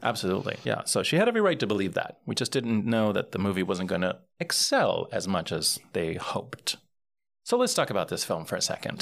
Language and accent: English; Puerto Rico; grew up in Puerto Rico and I grew up bilingual